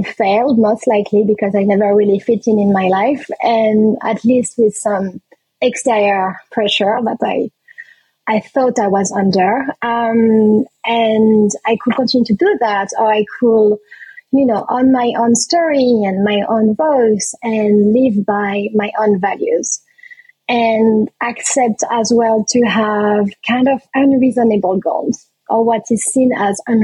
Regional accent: France; also born or lived in Réunion; back home in France

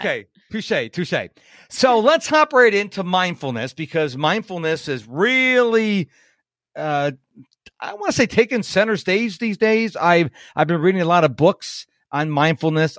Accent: Rochester, New York, United States; now in Houston, United States; I'm in Houston and uh, I grew up in Rochester, New York

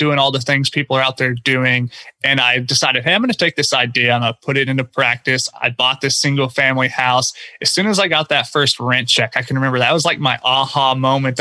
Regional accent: Oklahoma, United States; moved away as an adult; now in Houston, United States; my home market of Oklahoma. I now live in Houston, Texas, where I came down after college to work and live

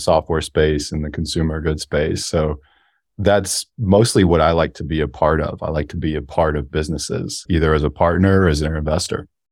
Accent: Alaska, United States; I grew up in Alaska

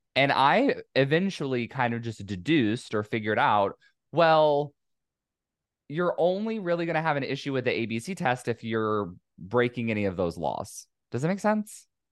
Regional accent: California, United States; it's my home state

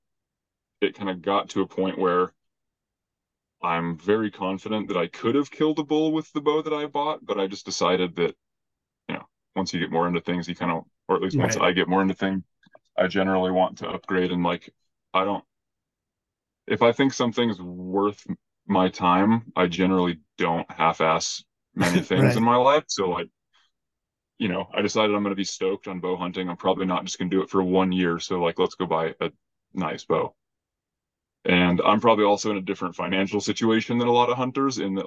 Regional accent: Albuquerque, New Mexico, United States; moved away as an adult; I grew up in Albuquerque, but man, I was a punk growing up

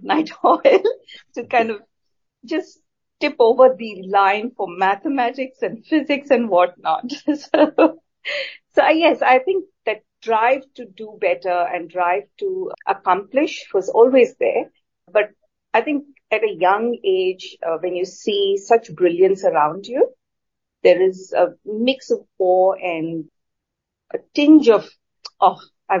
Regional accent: India; So I'm born and bred in India. I say India primarily because there was no one city that I knew for more than 3 years of my growing up years.

